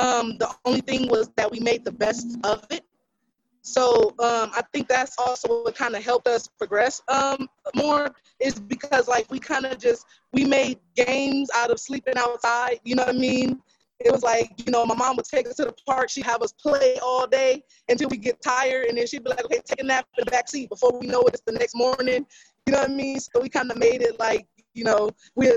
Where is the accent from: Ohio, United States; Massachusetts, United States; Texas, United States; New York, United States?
Texas, United States; Houston; now in Los Angeles, United States; I'm originally from Houston, Texas.